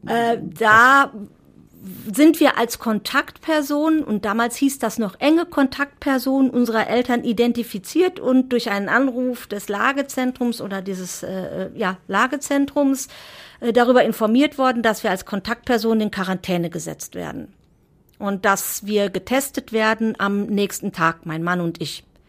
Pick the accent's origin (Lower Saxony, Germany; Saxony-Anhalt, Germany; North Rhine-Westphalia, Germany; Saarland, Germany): North Rhine-Westphalia, Germany; Reken; also born or lived in Coesfeld; Ich bin aufgewachsen in Reken, das ist eine kleine Gemeinde im Kreis Borken, nicht weit von Coesfeld, aber ja, da habe ich die ersten 21 Jahre meines Lebens verbracht.